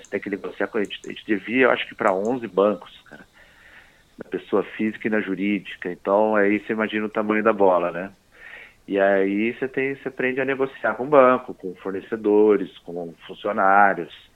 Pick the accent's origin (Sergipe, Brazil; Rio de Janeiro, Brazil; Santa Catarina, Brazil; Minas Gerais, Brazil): Minas Gerais, Brazil; Poços de Caldas; moved away as an adult; also born or lived in São Paulo / Australia; eu sou mineiro, né, de Poços de Caldas